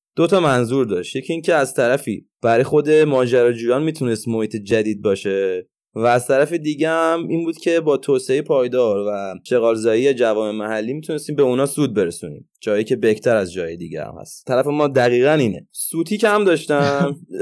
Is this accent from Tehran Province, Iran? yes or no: yes; Tehran, Tehran Province, Iran; اهل تهرانم